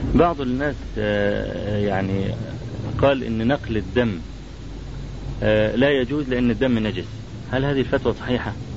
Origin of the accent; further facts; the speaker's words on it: Egypt; عندنا في مصر